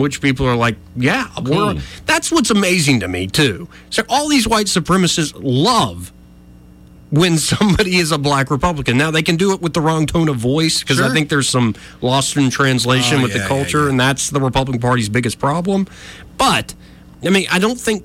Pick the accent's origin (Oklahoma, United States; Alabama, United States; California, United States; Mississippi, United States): Alabama, United States; Montgomery; I'm born and raised in Montgomery